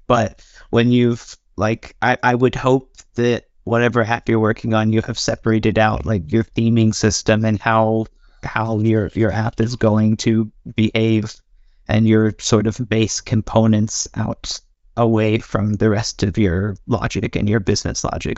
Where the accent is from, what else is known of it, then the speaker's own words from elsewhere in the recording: United States; now in Norway; I'm from America, living in Norway.